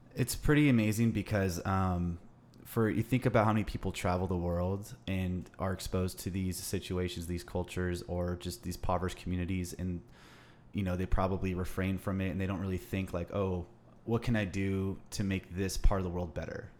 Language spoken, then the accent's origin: English; Los Angeles, California, United States; growing up in Los Angeles, in, uh, the Western United States